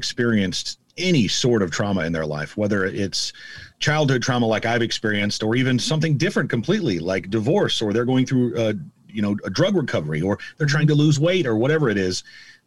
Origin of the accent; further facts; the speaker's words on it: Omaha, Nebraska, United States; born and raised in Omaha, went to 11 public schools in 13 years and graduated from Benson High School